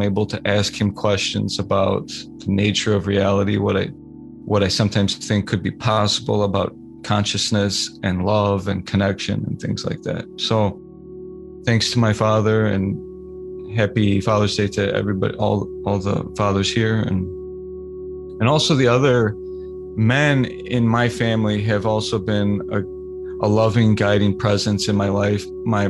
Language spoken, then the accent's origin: English; Oakland, California, United States; born there; He was in the military when I was born. I was born in Oakland, California, and he was often traveling overseas to Asia